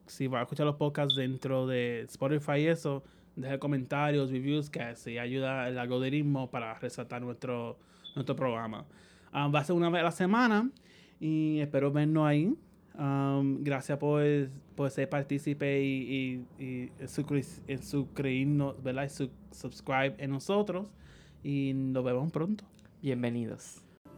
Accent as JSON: {"language": "Spanish", "country": "Puerto Rico", "tie": "born or raised there", "also_born_or_lived": "New York, United States", "moved": "as an adult", "lives_now": "San Juan, Puerto Rico", "said": "yo originalmente me criaron en Sala Grande, pero nací en Estados Unidos, en Nueva York, por pues el acento"}